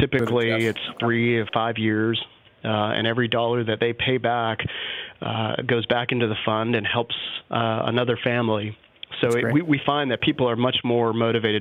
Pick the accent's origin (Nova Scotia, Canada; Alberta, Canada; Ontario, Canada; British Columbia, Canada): British Columbia, Canada; Vancouver; also born or lived in North Carolina; now in Austin, United States; I'm originally from Vancouver, Canada